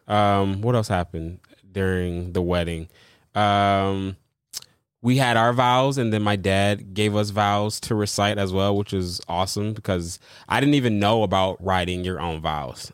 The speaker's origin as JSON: {"language": "English", "region": "Michigan", "country": "United States", "moved": "yes", "said": "I'm originally from Michigan"}